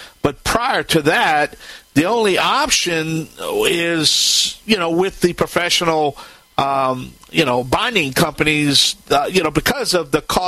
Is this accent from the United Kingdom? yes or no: no; Cajun, Louisiana, United States; I'm the Cajun Man